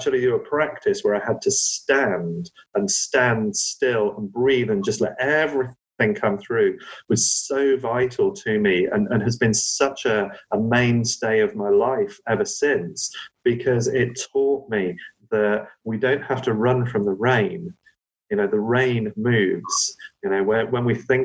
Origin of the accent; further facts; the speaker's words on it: Cornwall, South West England, United Kingdom; growing up in Cornwall